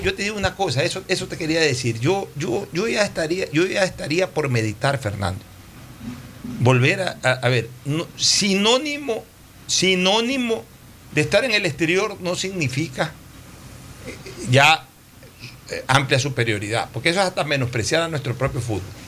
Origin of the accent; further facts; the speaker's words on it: Ecuador; realmente nos reconforta mucho como ecuatorianos